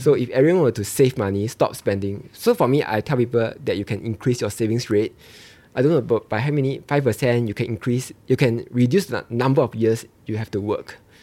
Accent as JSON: {"language": "English", "country": "Malaysia", "moved": "as an adult", "lives_now": "Singapore", "said": "I'm from Malaysia"}